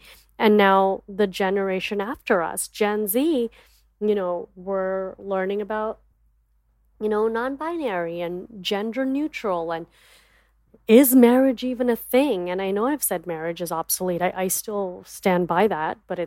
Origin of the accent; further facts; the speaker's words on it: United States; also born or lived in Dallas; As an Indian woman growing up in America